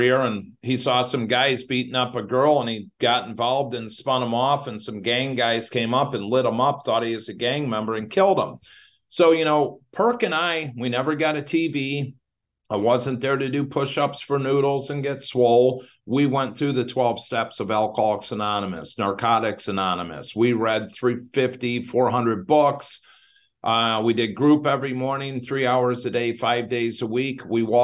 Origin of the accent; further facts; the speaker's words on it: Crystal Lake, Illinois, United States; Crystal Lake, Illinois. That's my hometown